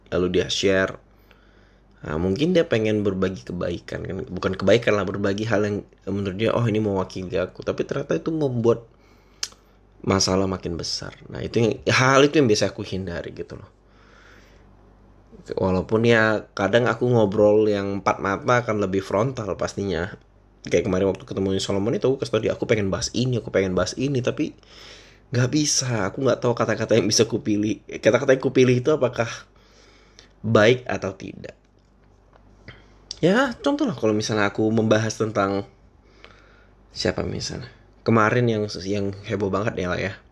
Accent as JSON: {"language": "Indonesian", "country": "Indonesia", "said": "Jadi setiap kali mereka nanya aku, uh, lu orang mana gitu, aku selalu jawab mereka, aku orang Indonesia."}